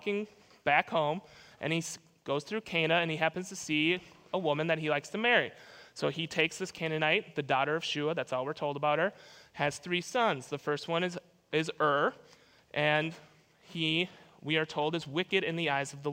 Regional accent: Minnesota, United States; moved away; I grew up in Minnesota

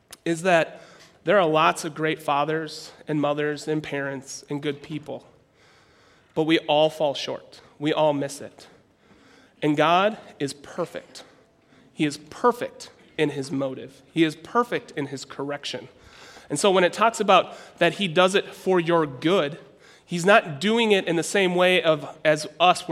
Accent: Minnesota, United States; I'm from Minnesota

